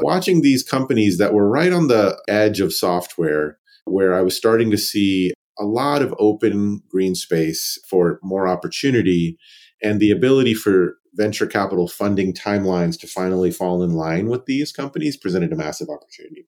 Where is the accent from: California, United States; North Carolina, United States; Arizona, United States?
North Carolina, United States; Raleigh; I grew up in Raleigh, North Carolina, child of two immigrants